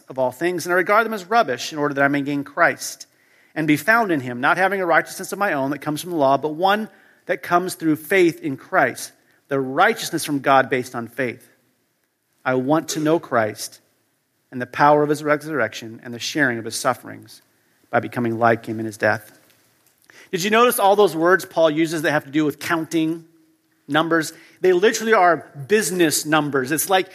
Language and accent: English; United States; moved away as an adult; now in Europe; I grew up in the U.S., as you can tell by my accent